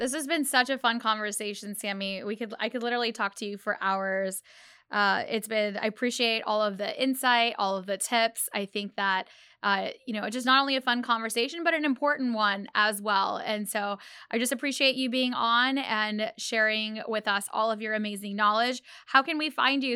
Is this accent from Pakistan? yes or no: yes; Pakistan; I'm Pakistani